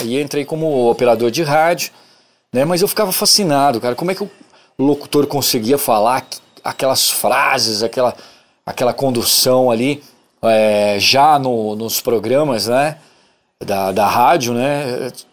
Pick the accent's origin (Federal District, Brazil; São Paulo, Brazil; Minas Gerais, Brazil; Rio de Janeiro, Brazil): São Paulo, Brazil; also born or lived in Bebedouro / Ribeirão Preto; now in Uberaba, Brazil; eu sou nascido em São Paulo, capital. Morei lá até 1989, né? Sou paulistano da Gema